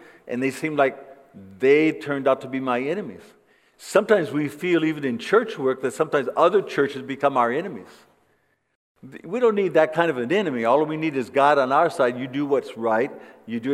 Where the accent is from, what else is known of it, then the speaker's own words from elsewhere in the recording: Flint, Michigan, United States; moved away as an adult; now in Costa Rica; I was born in Flint, Michigan.